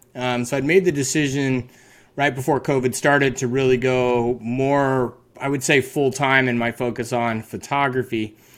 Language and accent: English; Carbondale, Colorado, United States; now in San Luis Obispo, United States; born and raised in Carbondale